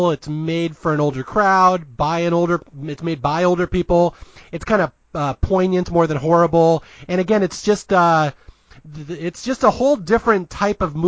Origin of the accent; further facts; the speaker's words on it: Seattle, Washington, United States; I am from Seattle, Washington, a proud Northwesterner